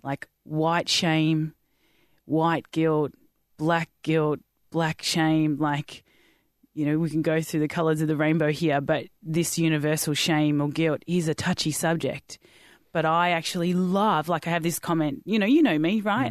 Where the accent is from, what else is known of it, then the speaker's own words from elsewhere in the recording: Australia; I'm Australian, white Australian